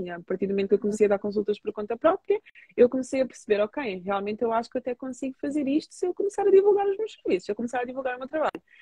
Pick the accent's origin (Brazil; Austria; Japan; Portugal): Portugal; also born or lived in Angola; porque eu sou portuguesa, sou angolana, tenho uma cor assim que não sou nem branca nem sou negra